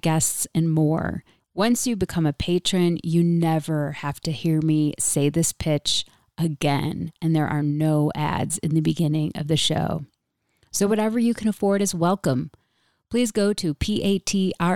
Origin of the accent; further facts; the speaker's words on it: Rochester, New York, United States; my hometown of Rochester, New York